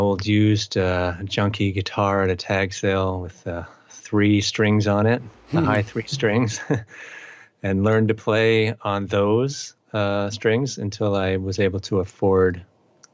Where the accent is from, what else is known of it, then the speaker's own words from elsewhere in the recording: Andover, Massachusetts, United States; moved away as an adult; also born or lived in Amherst, Massachusetts; now in Northampton, United States; I grew up in eastern Massachusetts in a town called Andover, which is about 20 miles north of Boston